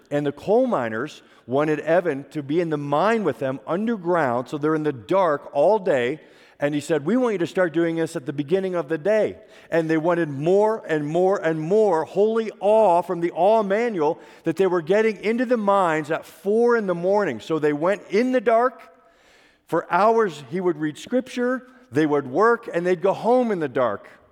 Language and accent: English; Pennsylvania, United States; I grew up in Pennsylvania